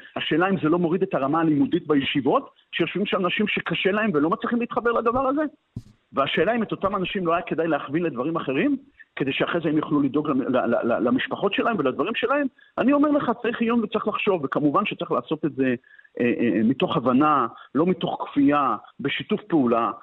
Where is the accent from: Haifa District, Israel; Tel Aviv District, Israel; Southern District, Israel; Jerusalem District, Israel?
Haifa District, Israel; Hadera; אני מחדרה במקור